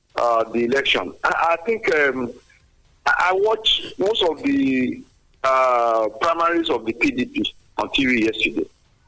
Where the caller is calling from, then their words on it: Lagos, Nigeria; Engineer …, I'm calling from Songo.